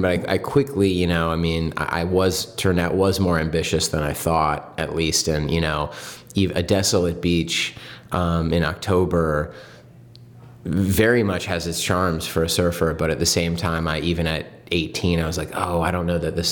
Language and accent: English; San Diego, California, United States; moved away as an adult; I grew up in San Diego